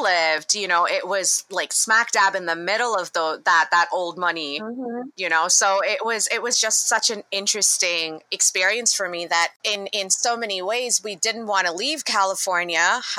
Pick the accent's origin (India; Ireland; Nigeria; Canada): India; now in United States; for me, I came from India where I wasn't even a minority to Detroit, you know, to Michigan, not even Detroit, to Michigan